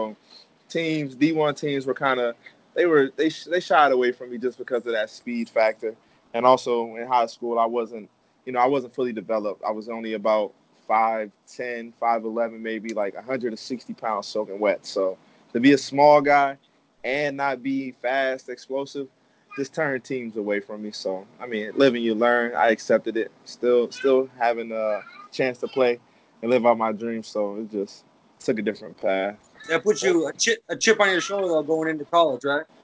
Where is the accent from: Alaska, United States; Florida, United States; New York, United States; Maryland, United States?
Maryland, United States; Odenton; also born or lived in Germany; my parents are military, so I was born in Germany. But uh, like I said, military family kind of bounced around a lot. So then I came to Maryland, and I grew up in Maryland.